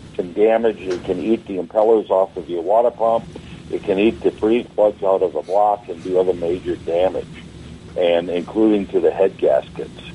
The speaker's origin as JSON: {"language": "English", "region": "Wisconsin", "country": "United States", "moved": "yes", "lives_now": "Florida, United States", "said": "I'm from Wisconsin originally"}